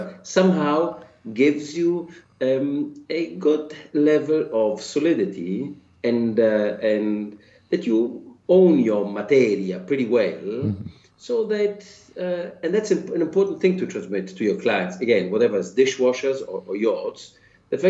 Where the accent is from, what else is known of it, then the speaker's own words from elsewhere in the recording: Florence, Tuscany, Italy; moved away; I am from Florence. So after 26 years of being away